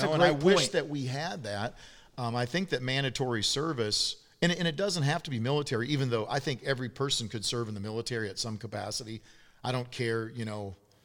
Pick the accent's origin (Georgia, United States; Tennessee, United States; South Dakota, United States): South Dakota, United States; I'm from South Dakota.